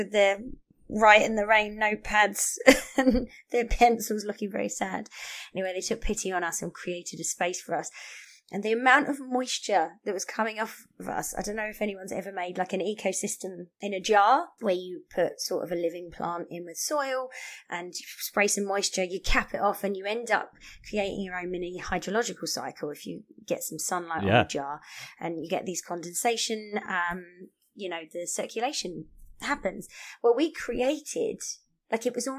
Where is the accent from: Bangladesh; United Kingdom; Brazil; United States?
United Kingdom; now in Canada; I'm British